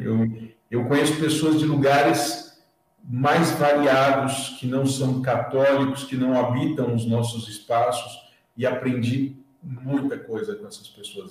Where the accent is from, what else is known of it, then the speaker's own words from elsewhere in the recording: Santo André, São Paulo, Brazil; eu sou de Santo André, né? eu sou aqui da região próxima